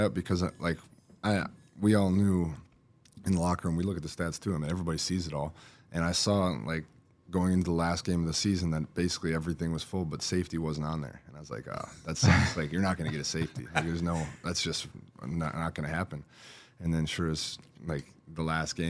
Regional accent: Wisconsin, United States; moved away as an adult; now in Houston, United States; I grew up in Wisconsin. I grew up watching the Packers

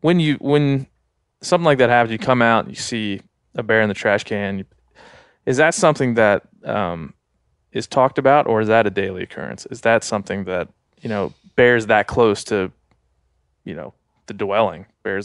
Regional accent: East Coast, United States; I grew up on the East Coast too, and there were bears around

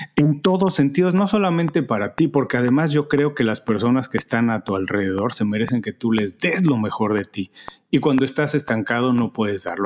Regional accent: Mexico; moved away as an adult; now in Miami, United States; Soy mexicano, un mexicano viviendo en Miami desde hace 14 años.

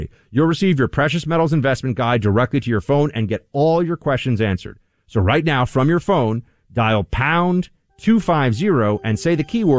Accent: United States; as an American

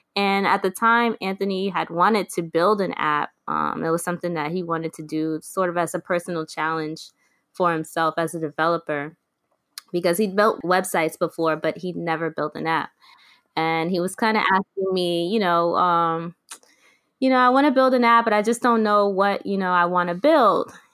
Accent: New York City, New York, United States; moved away as an adult; now in Brooklyn, United States; I'm originally from the Bronx

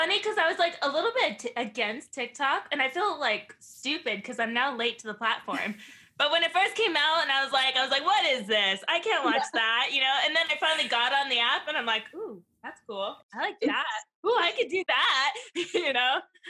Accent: California, United States

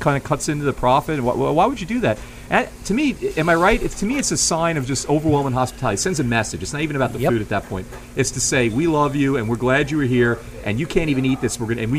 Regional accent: New York, United States; now in New Orleans, United States; I grew up in New York

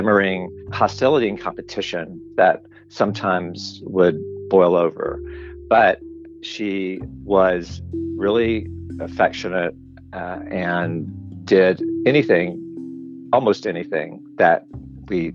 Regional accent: Birmingham, Alabama, United States; I grew up in Birmingham, in suburbs of Birmingham, Homewood at first, and then Mountain Brook

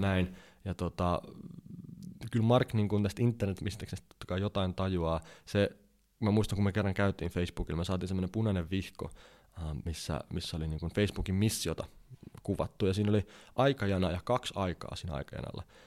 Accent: Finland; mä oon Suomesta

